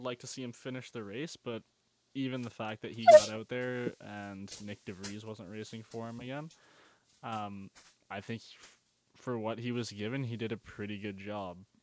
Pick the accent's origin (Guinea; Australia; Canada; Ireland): Canada